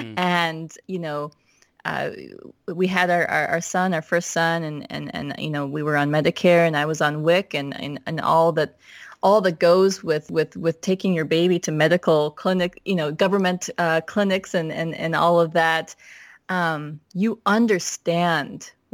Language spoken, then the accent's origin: English; Minnesota, United States; also born or lived in Chicago; It's true, right? Like, I'm from Minnesota. We lived in Chicago.